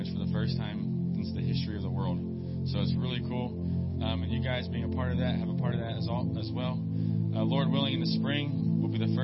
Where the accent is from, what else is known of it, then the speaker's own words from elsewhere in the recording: Pittsburgh, Pennsylvania, United States; moved away as an adult; now in Papua, Indonesia; I'm originally from Pittsburgh